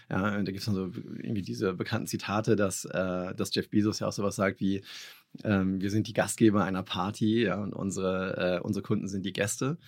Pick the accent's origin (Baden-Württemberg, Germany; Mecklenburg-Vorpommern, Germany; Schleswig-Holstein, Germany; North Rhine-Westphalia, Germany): Schleswig-Holstein, Germany; Kiel; ich bin Kieler Jung